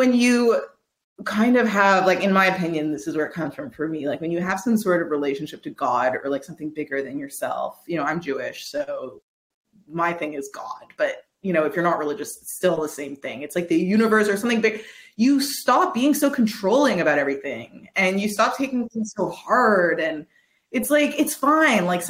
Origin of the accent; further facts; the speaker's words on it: Quebec, Canada; I'm from Quebec